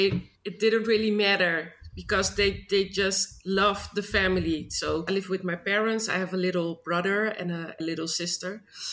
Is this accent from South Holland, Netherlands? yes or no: yes; Schiedam, South Holland, Netherlands; And when I grew up in Schiedam, it's a little place near Rotterdam. And as I grew up there, I learned to live with everybody, because we lived in a neighborhood where not too many Black people lived.